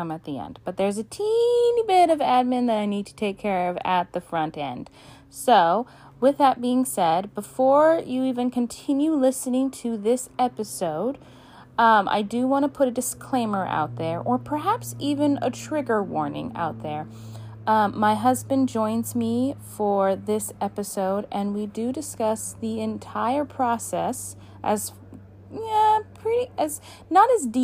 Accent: Alaska, United States; my home state of Alaska

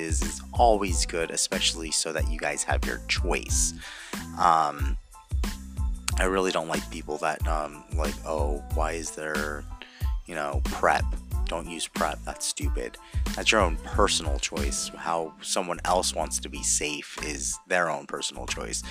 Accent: Anaheim, California, United States; I'm from Anaheim

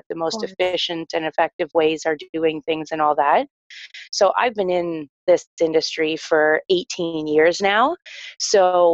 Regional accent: Newmarket, Ontario, Canada; I am from Newmarket, Ontario

